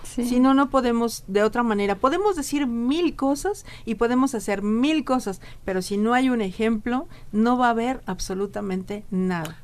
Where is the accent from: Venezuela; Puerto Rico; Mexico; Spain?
Mexico; en el interior de nuestra República Mexicana